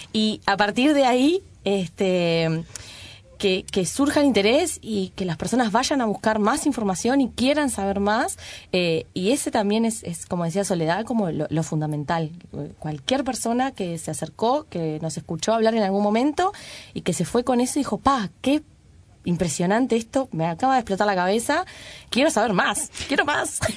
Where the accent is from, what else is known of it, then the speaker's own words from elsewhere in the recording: Uruguay; la población uruguaya, contrario a lo que se creyó por muchos años, es mestizada. Es decir, no mm. somos un trasplante de Europa directo, así, en nuestro territorio